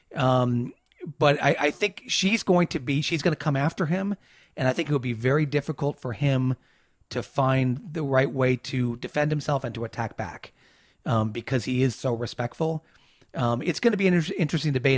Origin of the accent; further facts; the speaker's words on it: New York, United States; I'm a New Yorker